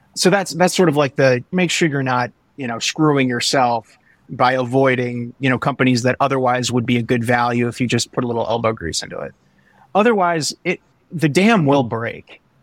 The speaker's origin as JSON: {"language": "English", "region": "Midwest", "country": "United States", "said": "I'm from the Midwest"}